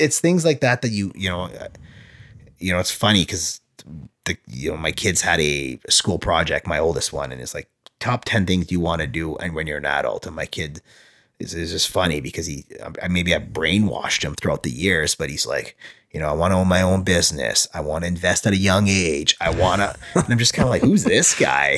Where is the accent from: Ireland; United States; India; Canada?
Canada; small town near Winnipeg, Manitoba; also born or lived in Moncton, New Brunswick; in grade five, sorry, moved back and grew up in a small town